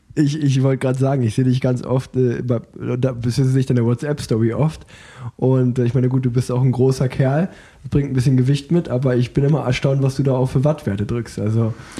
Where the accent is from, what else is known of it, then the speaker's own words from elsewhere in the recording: Unna, North Rhine-Westphalia, Germany; ich komme ja gebürtig aus Unna